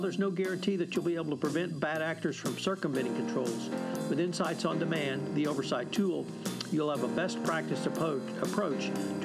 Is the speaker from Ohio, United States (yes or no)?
no; Texas, United States; I'm from Texas